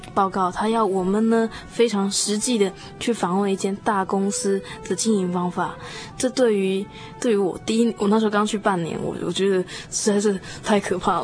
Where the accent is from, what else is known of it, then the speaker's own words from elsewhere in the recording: Taiwan; now in Auckland, New Zealand; 以前呢，在台湾 从，虽然从小信主